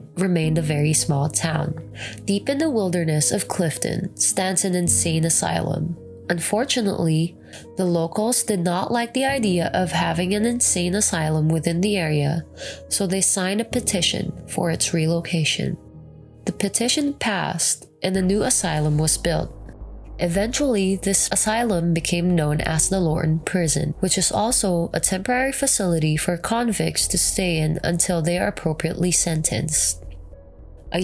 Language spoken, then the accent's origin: English; Philippines; now in United States; I'm actually from the Philippines